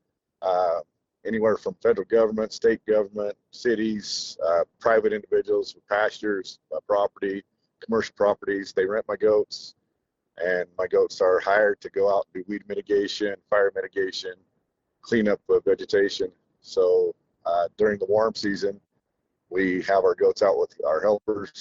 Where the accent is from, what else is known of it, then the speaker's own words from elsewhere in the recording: Kamas, Utah, United States; from Utah, Camas, Utah.